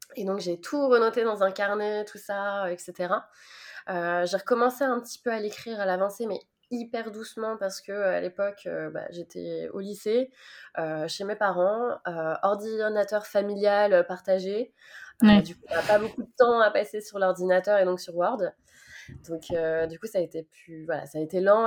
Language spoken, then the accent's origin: French; Nantes, Pays de la Loire, France; je suis nantaise